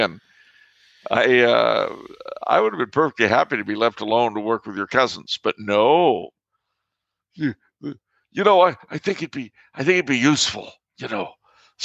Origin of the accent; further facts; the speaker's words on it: Southern California, United States; moved away as an adult; now in Austria; having spent most of my life in Southern California